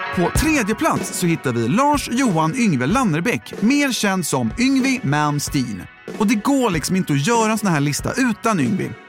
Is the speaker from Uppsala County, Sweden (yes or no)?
no; Vallentuna, Stockholm County, Sweden; now in Los Angeles, United States; när jag växte upp här